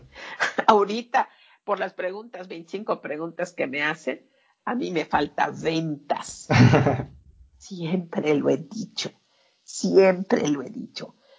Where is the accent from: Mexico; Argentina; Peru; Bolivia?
Mexico; tan latina o tan mexicana